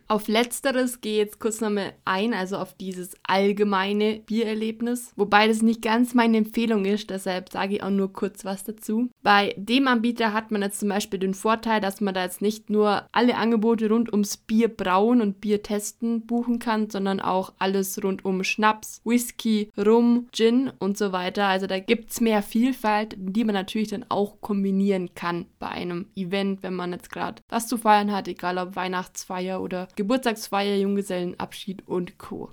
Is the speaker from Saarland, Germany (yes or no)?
no; Allgäu, Bavaria, Germany; als gebürtige Allgäuerin liebe ich es, neue Ideen in unserer Heimat zu entdecken